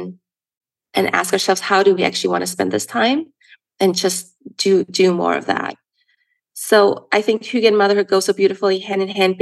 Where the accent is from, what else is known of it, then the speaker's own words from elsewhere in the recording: Germany; now in United States; growing up in Germany